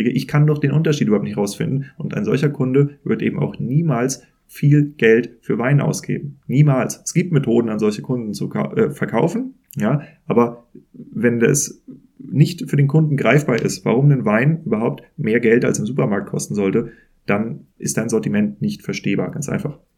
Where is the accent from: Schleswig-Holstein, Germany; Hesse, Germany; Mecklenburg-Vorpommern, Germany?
Schleswig-Holstein, Germany; Kiel; born there; ich bin Norddeutscher, ich bin in Kiel geboren